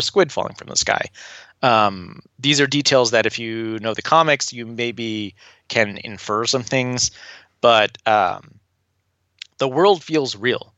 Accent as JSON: {"language": "English", "town": "Tulsa", "region": "Oklahoma", "country": "United States", "tie": "born or raised there", "said": "I was born and raised in Tulsa, Oklahoma"}